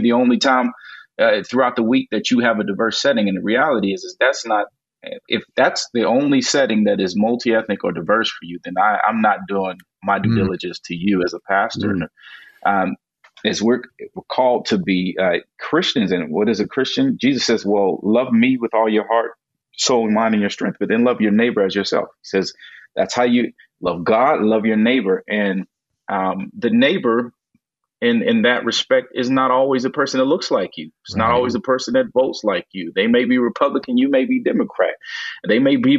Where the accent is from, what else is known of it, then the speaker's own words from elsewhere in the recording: Gary, Indiana, United States; where I grew up in Gary, Indiana